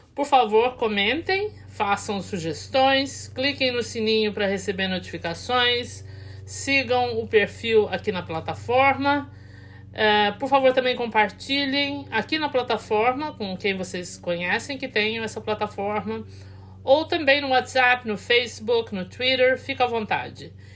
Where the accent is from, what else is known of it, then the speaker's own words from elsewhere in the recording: Campinas, São Paulo, Brazil; now in Westchester County, United States; eu sou de Campinas originalmente, resido nos Estados Unidos, no Westchester County